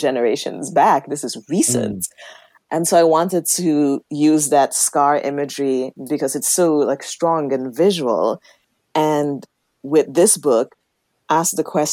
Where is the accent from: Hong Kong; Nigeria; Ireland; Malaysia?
Nigeria; moved away; I was born and raised in Nigeria in Igbo land.